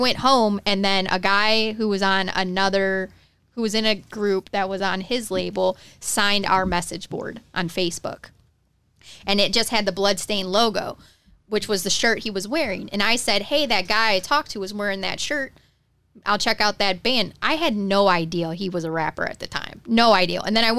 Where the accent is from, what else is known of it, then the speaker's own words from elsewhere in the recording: Detroit, Michigan, United States; moved away; I was trash from Detroit.